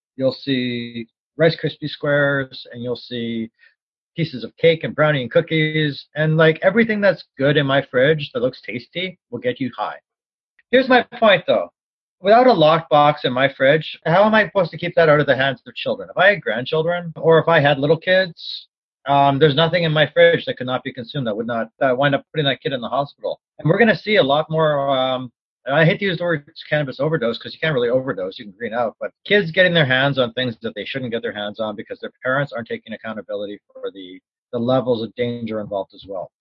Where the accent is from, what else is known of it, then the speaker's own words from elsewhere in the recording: Canada; as a Canadian